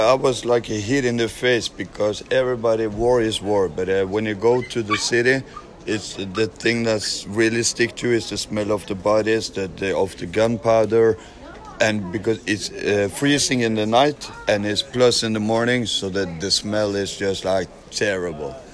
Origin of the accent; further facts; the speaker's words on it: Norway; From Norway.